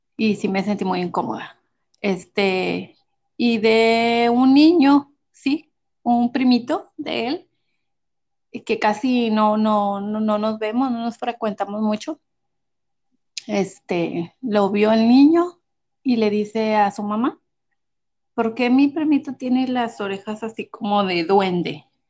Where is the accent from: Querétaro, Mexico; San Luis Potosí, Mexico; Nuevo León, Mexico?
Nuevo León, Mexico; Monterrey; Soy de Monterrey, México, Monterrey, Nuevo León, México